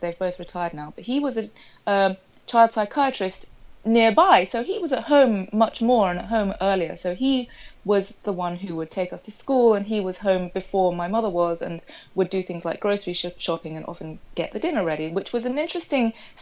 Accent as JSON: {"language": "English", "area": "Sussex", "region": "South East England", "country": "United Kingdom", "tie": "born or raised there", "said": "I grew up in Sussex, which is a rural county in England, in the southeast"}